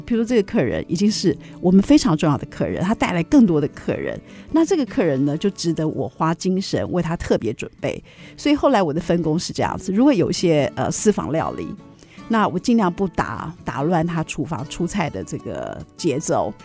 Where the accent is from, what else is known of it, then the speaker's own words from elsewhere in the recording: Taiwan; 就像我们台湾人，不是每个人都会讲“智吃是日”啊